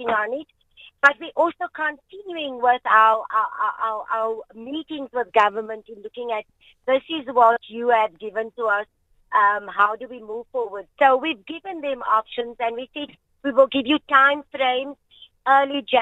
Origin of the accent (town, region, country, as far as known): South Africa